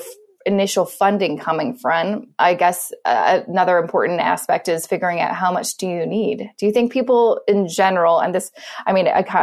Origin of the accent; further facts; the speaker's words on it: Canada; being Canadian